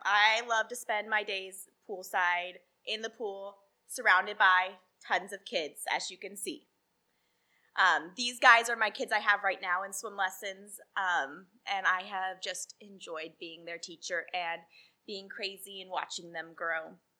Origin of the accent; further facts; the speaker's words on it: Salem, Oregon, United States; I grew up in Salem, Oregon